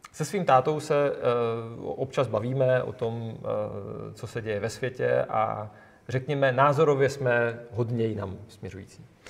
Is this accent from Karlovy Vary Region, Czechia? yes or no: no; South Moravian Region, Czechia; Já jsem z Jižní Moravy